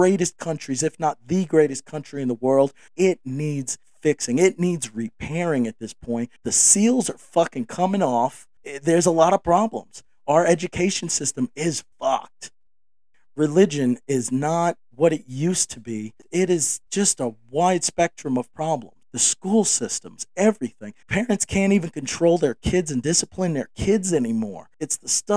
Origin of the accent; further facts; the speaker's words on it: the North, United States; I grew up in the North.